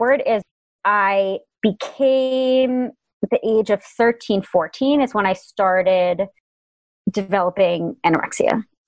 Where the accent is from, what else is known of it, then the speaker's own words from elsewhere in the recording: Darien, Connecticut, United States; I was born and raised in Fairfield County, Connecticut